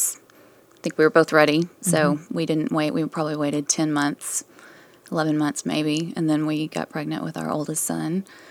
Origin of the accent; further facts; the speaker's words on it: Coleman, Texas, United States; also born or lived in Dallas, Texas; In a small town in West Texas with about 4,500 people.